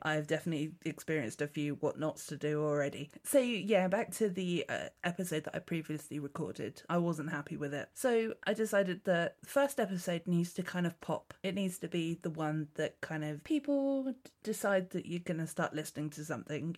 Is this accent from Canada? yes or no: no; Dorset, South West England, United Kingdom; I'm from Dorset. I'm very, very pleased to say that I haven't got the Dorset accent